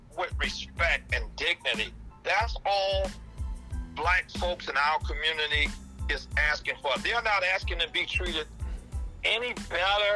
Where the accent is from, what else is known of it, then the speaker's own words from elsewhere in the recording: Miami, Florida, United States; now in Broward County, United States; I grew up in Liberty City